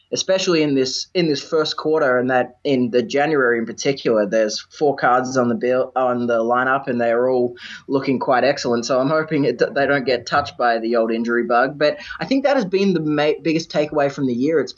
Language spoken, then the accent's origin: English; Victoria, Australia; In Victoria, my home state